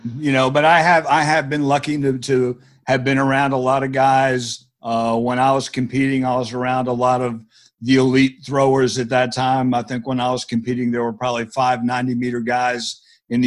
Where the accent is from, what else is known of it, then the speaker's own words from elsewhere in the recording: New Jersey, United States; I grew up in New Jersey